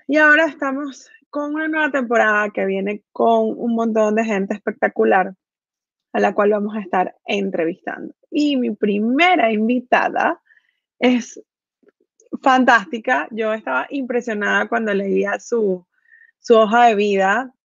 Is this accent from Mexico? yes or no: no; Venezuela; yo que nací en Venezuela